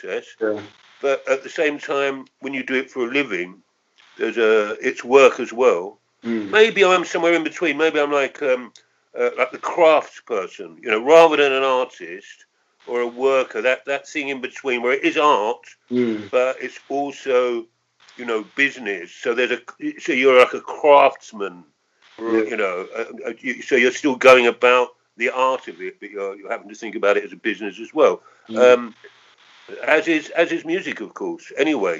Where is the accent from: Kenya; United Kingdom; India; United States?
United Kingdom; London; I was born in Camberwell in southeast London, and I lived for the first 10 years of my life in Peckham, Camberwell, and Elephant and Castle.